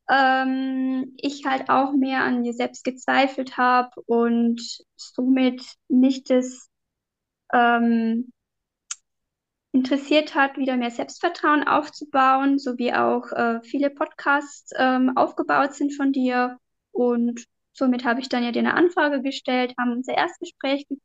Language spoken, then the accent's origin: German; Bavarian Forest, Germany; ähm, ja, ähm, ich komme aus dem Bayerischen Wald